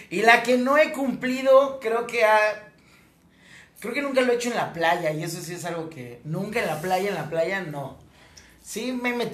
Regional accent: Mexico; como mexicano

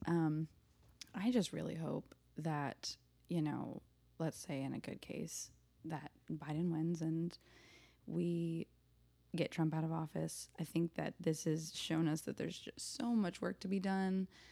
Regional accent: Nashville, Tennessee, United States; I'm from Nashville

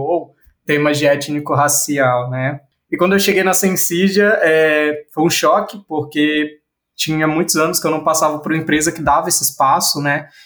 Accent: Bahia, Brazil; eu sou baiano

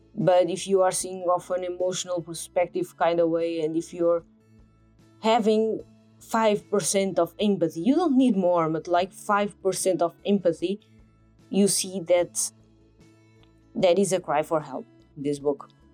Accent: Portugal; I'm from Portugal

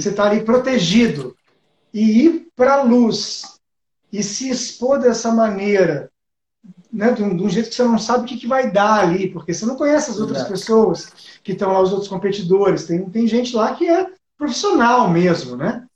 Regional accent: Ribeirão Preto, São Paulo, Brazil; lá na minha cidade, né? Que eu nasci em Ribeirão Preto, no interior de São Paulo

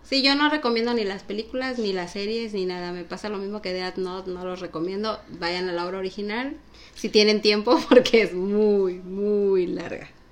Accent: Mexico; como los mexicanos hablamos

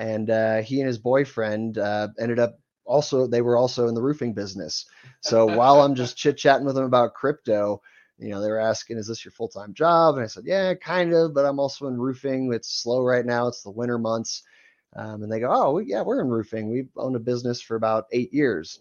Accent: Ohio, United States; moved away as an adult; now in Denver, United States; I grew up in Ohio

